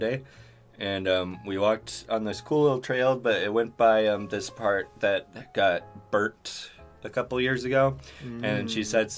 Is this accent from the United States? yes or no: yes; Spokane, Washington, United States; we're from Spokane